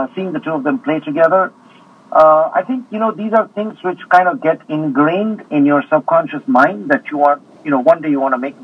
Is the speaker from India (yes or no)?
yes; India; being an Indian also. And, being brought up with Indian spirituality